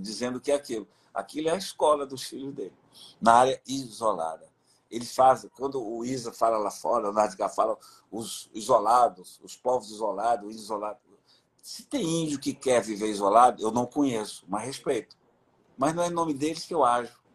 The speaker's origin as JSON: {"language": "Portuguese", "area": "Juruá", "region": "Amazonas", "country": "Brazil", "tie": "born or raised there", "moved": "yes", "said": "Eu sou do Juruá"}